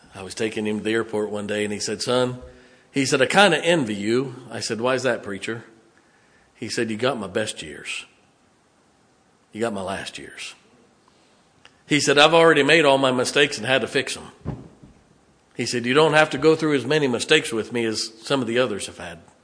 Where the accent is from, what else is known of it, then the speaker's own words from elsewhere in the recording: Canton, Ohio, United States; moved away; I grew up in Northeast Ohio